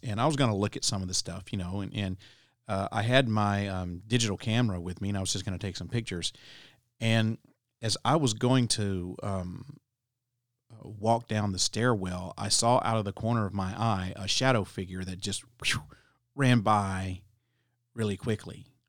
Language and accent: English; Alabama, United States; my home state of Alabama